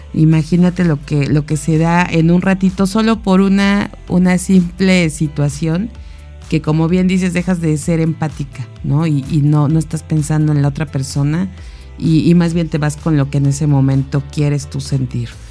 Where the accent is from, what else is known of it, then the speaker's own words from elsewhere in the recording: Mexico; como mexicanos